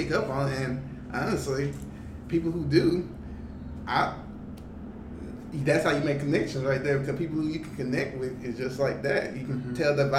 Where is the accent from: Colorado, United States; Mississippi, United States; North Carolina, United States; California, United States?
Mississippi, United States; Jackson; moved away as an adult; now in West Coast, United States; I'm from Jackson, so it's the capital.